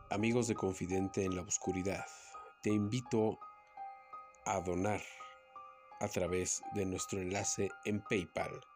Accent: Mexico; soy mexicano

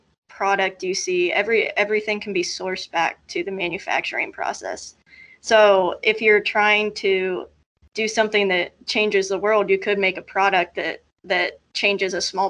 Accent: Columbus, Ohio, United States; moved away as an adult; now in Cincinnati, United States; I'm originally from Columbus, kind of grew up in Columbus all my life

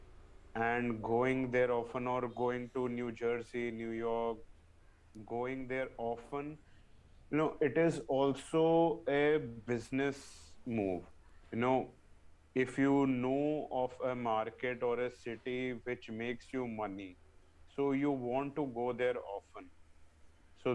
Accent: India; we are from India right now

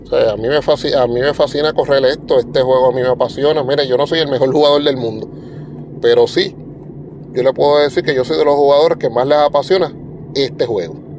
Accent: Puerto Rico; nosotros somos parte de los Estados Unidos, pero no somos continentales

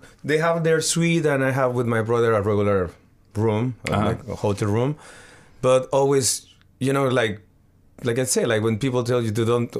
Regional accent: Mexico City, Mexico; English is a second language; moved away; I'm from Mexico City.

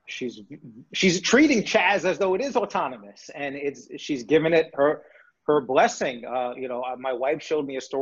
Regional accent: New York City, New York, United States; moved away; I grew up in New York City

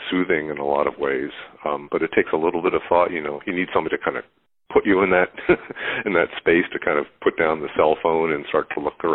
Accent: Philadelphia, Pennsylvania, United States; now in Boston, United States; I'm in Boston. I grew up in Philadelphia

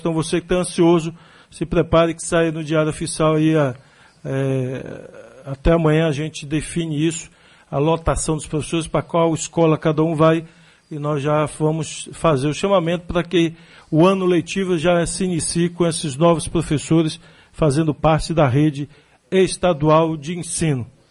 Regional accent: Salvador, Bahia, Brazil; ela botava para a gente caminhar 3 quilômetros, de onde eu nasci ali, da minha casa, até o Luiz Tarquinho dava 3 quilômetros, a pé

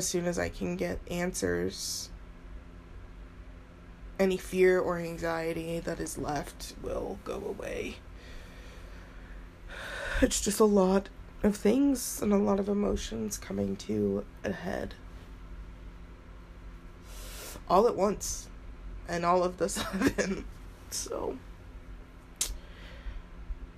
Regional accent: Utah, United States; also born or lived in Florida; I was born in Florida and adopted to Utah

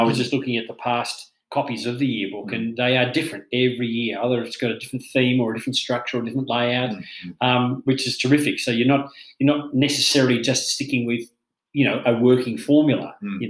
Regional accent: Australia; moved away; I'm from Australia

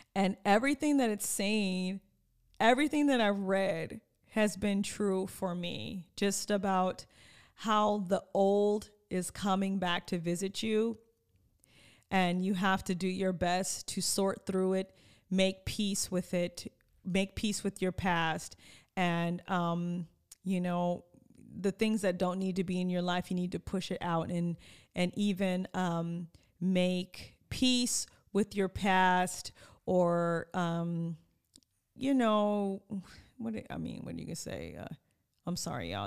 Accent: Oxnard, California, United States; eleven thirty-three was my grandmother's address in Oxnard. which is my home

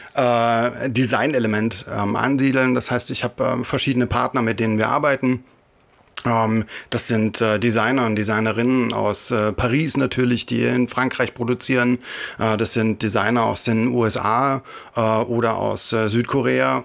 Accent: Thuringia, Germany; Ich komme aus äh, Thüringen

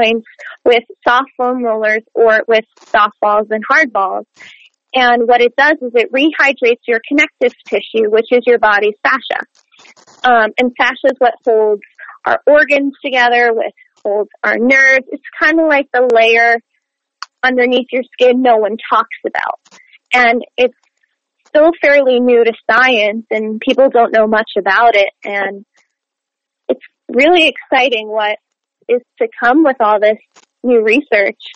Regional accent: Montreal, Quebec, Canada; moved away as an adult; now in United States; I was born in Montreal, Quebec, mm-hmm. Canada, so the French part of Canada

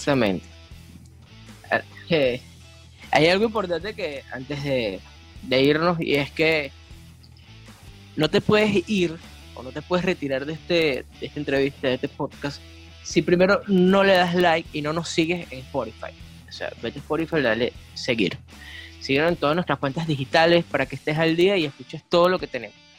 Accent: Venezuela; nosotros también como venezolanos

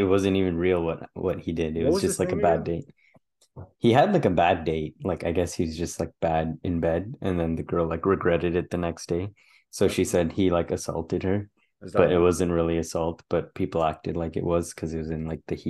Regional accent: Mauritius; them I was Mauritian. And they're like, I swear you said you were from Sri Lanka. And then I'm like, no, like I'm from Mauritius.

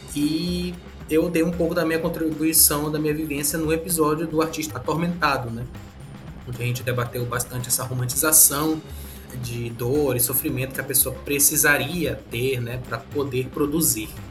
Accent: São Luís, Maranhão, Brazil; eu sou maranhense mesmo, nasci em São Luís

